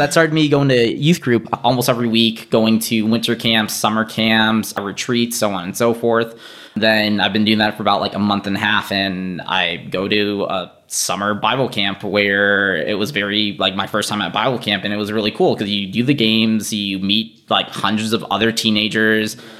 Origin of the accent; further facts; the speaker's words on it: St. Paul, Minnesota, United States; also born or lived in Boston, Massachusetts; I was born in Boston, Massachusetts